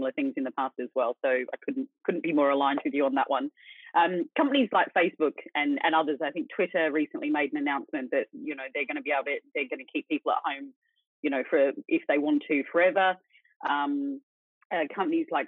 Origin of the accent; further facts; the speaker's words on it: Sydney, New South Wales, Australia; moved away; We're both from Sydney. Neither of us could afford to live there anymore since we left